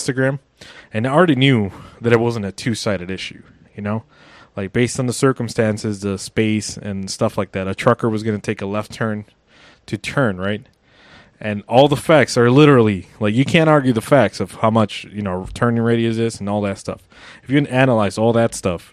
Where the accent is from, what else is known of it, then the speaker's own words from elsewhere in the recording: United States; I'm an American